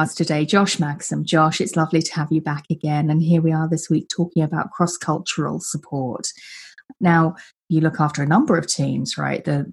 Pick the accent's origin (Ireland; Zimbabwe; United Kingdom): United Kingdom; I'm British